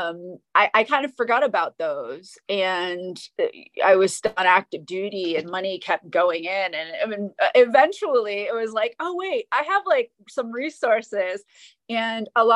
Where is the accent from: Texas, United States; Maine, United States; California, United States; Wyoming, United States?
Maine, United States; I grew up in Maine, so Northeastern United States